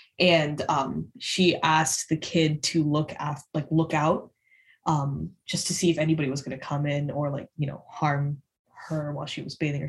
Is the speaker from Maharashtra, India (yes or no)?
yes; Maharashtra, India; I'm from West India, mm-hmm. from the state of Maharashtra.